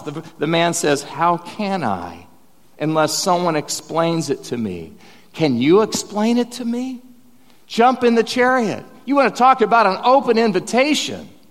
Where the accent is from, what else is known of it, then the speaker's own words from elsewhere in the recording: Bethany, Oklahoma, United States; I'm from Bethany, Oklahoma